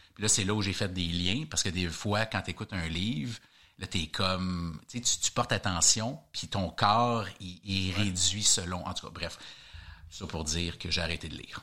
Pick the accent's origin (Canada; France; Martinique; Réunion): Canada; je suis canadien